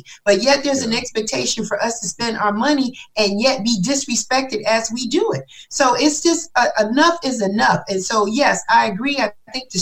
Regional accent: New York, United States; now in Atlanta, United States; I'm from New York

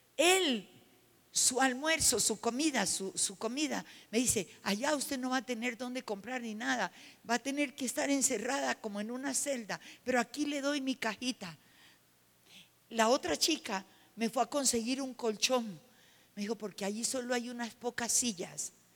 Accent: Colombia; moved away; la ciudad donde yo nací

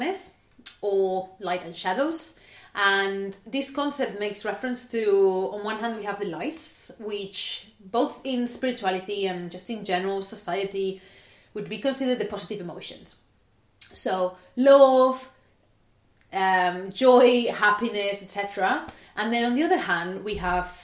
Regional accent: Barcelona, Catalonia, Spain; now in United Kingdom; I was born in Barcelona, and as you can imagine, it is pretty sunny.

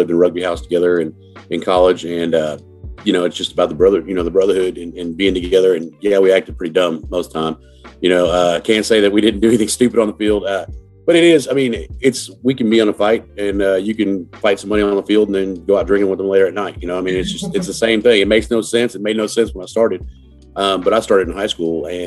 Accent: Oceanside, California, United States; I'm originally from Oceanside, California

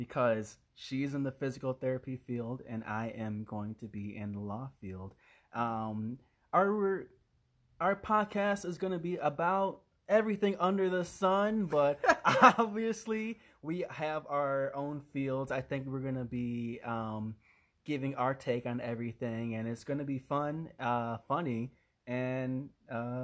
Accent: Illinois, United States; I was born in Illinois, raised in Illinois

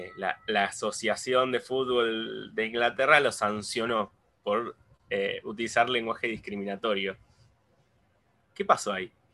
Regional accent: Argentina; nosotros siendo eh, latinoamericanos y precisamente argentinos

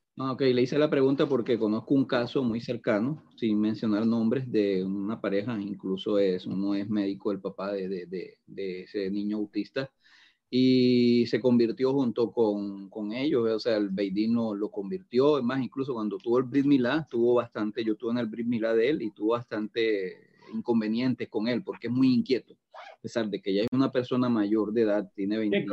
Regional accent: Atlantic coast of Colombia, Caribbean Region, Colombia; de la región de donde yo vengo, en Colombia, que es en la costa atlántica

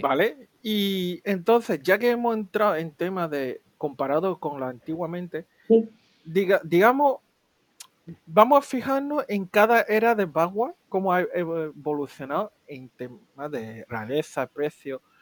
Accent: Málaga, Andalusia, Spain; nosotros somos de Málaga, capital

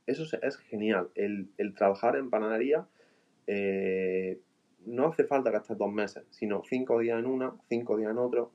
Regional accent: Andalusia, Spain; soy de Andalucía

